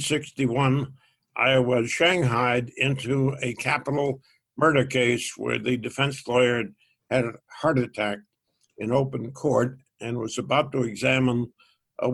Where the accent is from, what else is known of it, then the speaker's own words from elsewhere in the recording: Waltham, Massachusetts, United States; I grew up in Waltham, Massachusetts